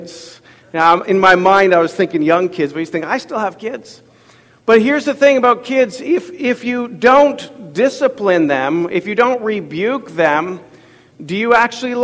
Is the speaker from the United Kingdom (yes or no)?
no; Ottawa, Ontario, Canada; moved away; I grew up in Ottawa, Ontario